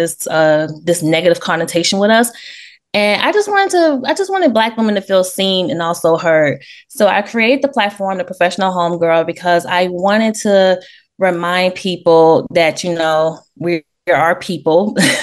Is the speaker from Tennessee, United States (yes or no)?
yes; Memphis, Tennessee, United States; moved away as an adult; also born or lived in New York; I was born in New York, raised in Memphis, Tennessee